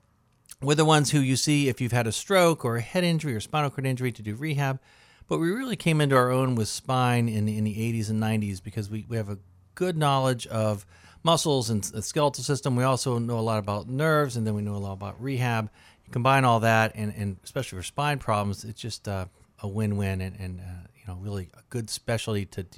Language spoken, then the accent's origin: English; Dayton, Ohio, United States; Yeah, I'm from Dayton, Ohio.